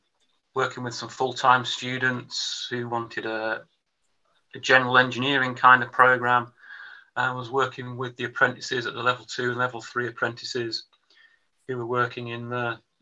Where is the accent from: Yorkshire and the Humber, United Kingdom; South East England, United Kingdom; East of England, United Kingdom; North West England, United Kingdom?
North West England, United Kingdom; West Lancashire; So I was brought up on a mixed farm in West Lancashire, sort of just about 3 miles inshore from Blackpool, farming on black moss.